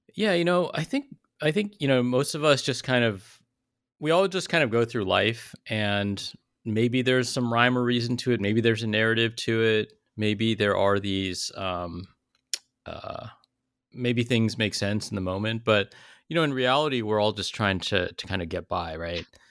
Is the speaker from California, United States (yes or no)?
yes; South Bay, Silicon Valley, California, United States; I grew up in the South Bay, like Silicon Valley, in the eighties and nineties